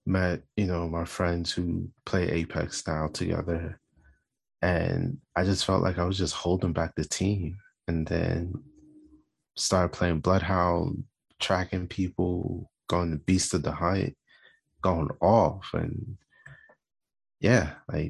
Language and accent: English; United States; everybody else in my family is black, like, we're from America.